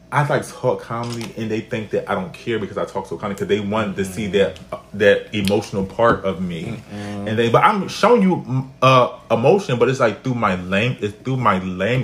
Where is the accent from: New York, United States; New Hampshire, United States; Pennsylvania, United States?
Pennsylvania, United States; Philadelphia; I'm from Philly, so and I'm from the hood of Philly, like I'm from the streets and stuff.